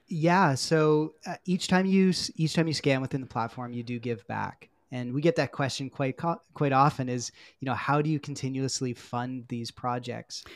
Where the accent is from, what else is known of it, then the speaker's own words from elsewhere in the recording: Peterborough, Ontario, Canada; also born or lived in Guelph; I grew up in Peterborough, Ontario